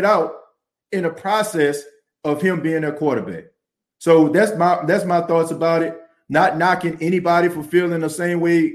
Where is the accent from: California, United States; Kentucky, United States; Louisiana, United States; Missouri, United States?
Louisiana, United States; New Orleans; I grew up in the Night Ward in New Orleans, around some of the toughest areas in the Night Ward